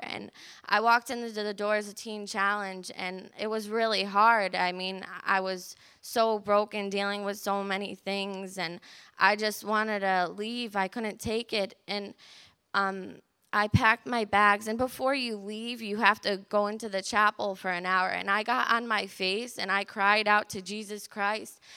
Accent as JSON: {"language": "English", "town": "Hebron", "region": "Connecticut", "country": "United States", "said": "I'm nineteen years old, and I'm from Hebron, Connecticut"}